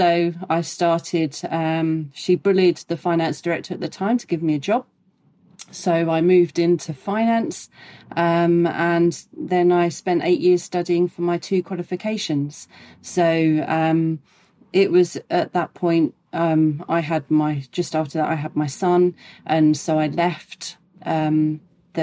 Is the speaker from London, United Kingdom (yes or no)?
no; around Gatwick, South East England, United Kingdom; living and growing up around Gatwick